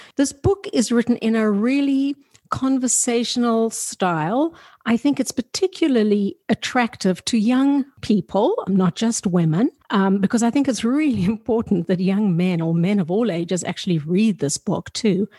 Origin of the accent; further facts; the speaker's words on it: South Africa; I grew up in South Africa that was really sexually repressive